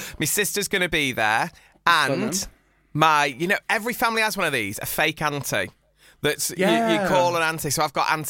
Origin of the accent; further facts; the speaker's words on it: Market Drayton, West Midlands, United Kingdom; It's Market Drayton, and it's Midlands, you know. So, you know, I'm a Midlands gal like yourself.